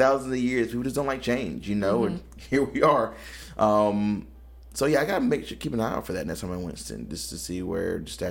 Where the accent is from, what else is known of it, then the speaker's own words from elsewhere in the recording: High Point, North Carolina, United States; I grew up in High Point